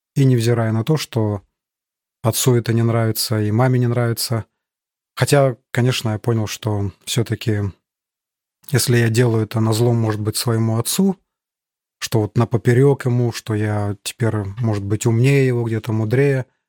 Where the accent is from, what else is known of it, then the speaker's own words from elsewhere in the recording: Chita, Zabaykalsky Krai, Russia; moved away as an adult; now in Germany; Родился я в Чите, это столица Забайкальского края, Восточная Сибирь